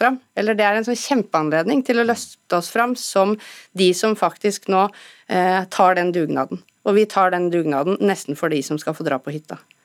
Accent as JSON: {"language": "Norwegian", "country": "Norway"}